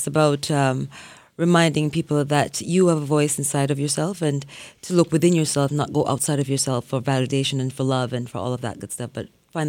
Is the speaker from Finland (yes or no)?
no; Jamaica; Well, I grew up in Jamaica with my grandparents, and they were strict Christians, so they had me in the church singing in the choir from I was about three, four years old